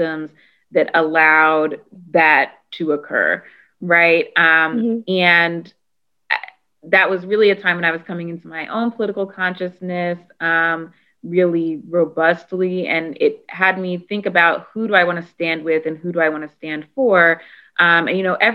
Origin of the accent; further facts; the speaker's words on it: Annapolis, Maryland, United States; I am born and raised in Maryland. I'm originally from Annapolis